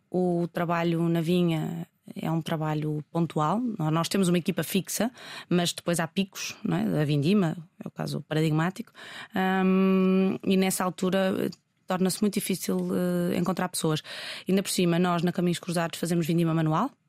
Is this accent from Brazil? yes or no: no; Portugal; dizer só bebo vinho português porque sou português também